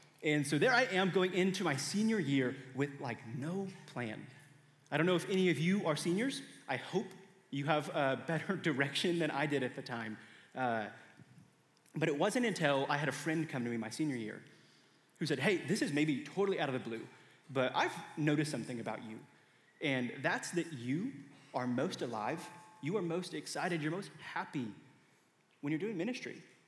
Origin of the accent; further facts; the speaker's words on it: Indiana, United States; I came to Mizzou from Indiana with two plans.